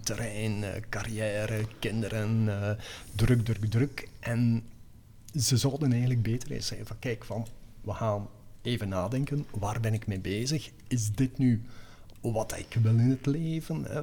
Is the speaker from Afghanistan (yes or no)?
no; Denderhoutem, Flanders, Belgium; moved away; also born or lived in Ghent; Denderhouten tussen Aals en Nienhoven.